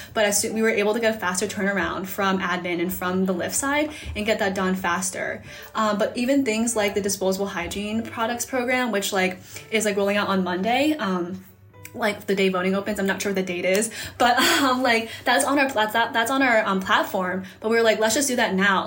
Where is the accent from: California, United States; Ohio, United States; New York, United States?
Ohio, United States; Hudson; I'm from outside of Cleveland, Ohio um, in a small town called Hudson